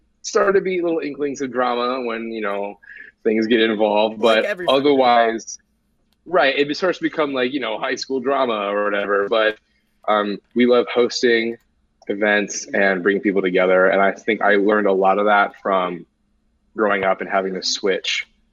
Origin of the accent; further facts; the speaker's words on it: Newton, New Jersey, United States; now in San Diego, United States; I was in the womb in New Jersey